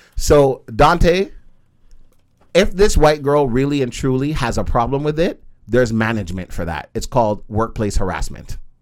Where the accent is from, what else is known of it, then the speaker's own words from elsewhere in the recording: Jamaica; I am a Jamaican man